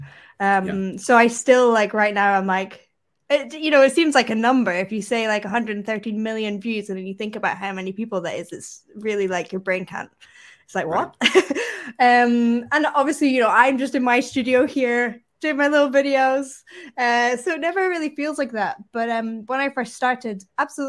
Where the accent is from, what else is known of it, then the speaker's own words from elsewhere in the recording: Perthshire, Scotland, United Kingdom; also born or lived in London; I'm definitely an East Coast of Scotland woman. That's where I'm from. So I'm from Perthshire